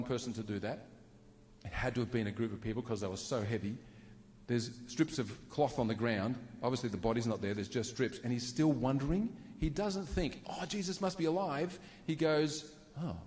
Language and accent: English; Queensland, Australia; I was born in Queensland